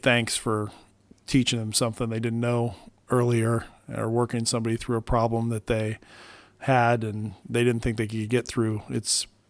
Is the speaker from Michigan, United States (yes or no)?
yes; Detroit, Michigan, United States; born there; also born or lived in Omaha, Nebraska / California; I was born in Detroit, Michigan, and he was an accounting instructor. So we moved kind of across the country as he found different positions and moved from Omaha, Nebraska, actually out to California.